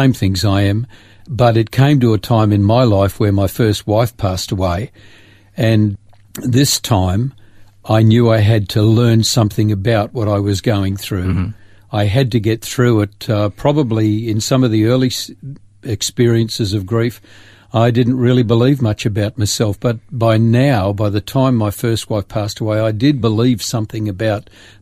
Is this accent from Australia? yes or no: yes; Grafton, New South Wales, Australia; moved away as an adult; also born or lived in Sydney / Port Macquarie; 18 years of growing up in Grafton